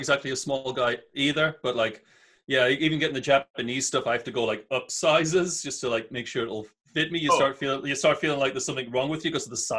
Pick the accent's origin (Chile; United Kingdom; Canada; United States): United Kingdom; North East England; moved away; when I first moved to this country, and I grew up I was just outside of Newcastle. So my accent wasn't that thick.